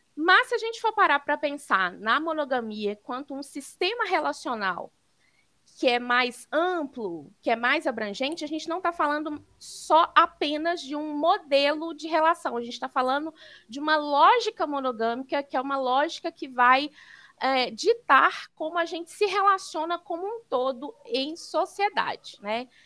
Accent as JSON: {"language": "Portuguese", "town": "Belo Horizonte", "region": "Minas Gerais", "country": "Brazil", "said": "sou mineira de Belo Horizonte"}